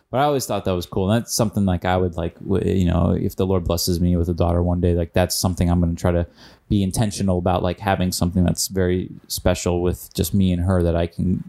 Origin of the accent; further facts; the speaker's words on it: Illinois, United States; Reminds me of growing up in Illinois.